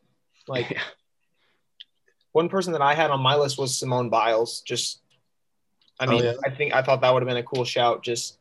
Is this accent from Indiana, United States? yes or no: yes; Indianapolis, Indiana, United States; growing up in Indy